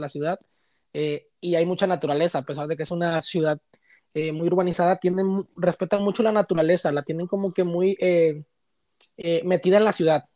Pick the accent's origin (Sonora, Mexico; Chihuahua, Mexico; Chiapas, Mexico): Chiapas, Mexico; moved away as an adult; now in Toronto, Canada; Soy originario de Chiapas, eh, el estado que está pegadito a Guatemala.